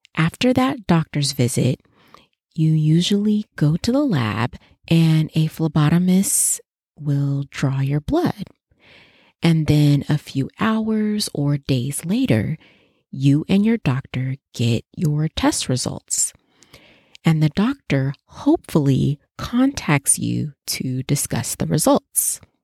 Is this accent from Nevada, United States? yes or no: yes; Las Vegas, Nevada, United States; my hometown at the University of Nevada, Las Vegas, UNLV